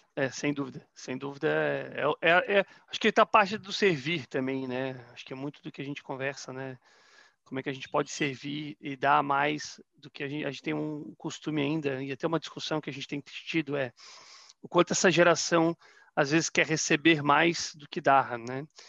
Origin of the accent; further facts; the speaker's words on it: Florianópolis, Santa Catarina, Brazil; also born or lived in Rondônia; now in Curitiba, Brazil; Eu sou natural de Florianópolis